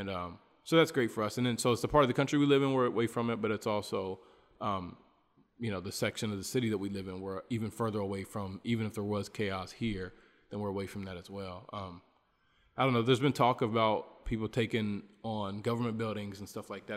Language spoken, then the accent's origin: English; United States; moved away as an adult; now in Bolivia; as an American person here